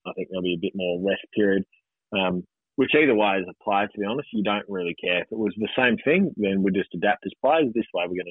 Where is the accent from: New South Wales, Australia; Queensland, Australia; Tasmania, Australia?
Queensland, Australia; as a Queenslander